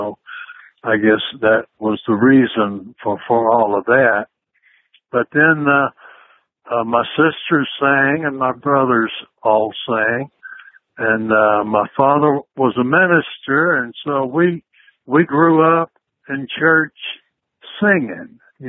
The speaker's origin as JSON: {"language": "English", "region": "Georgia", "country": "United States", "tie": "born or raised there", "said": "Oh, well, I love Georgia. I grew up on a farm, and I love that, you know. I lived on a farm until I was a teenager, and we were sharecroppers, so we moved around a good bit, but we always lived on a farm."}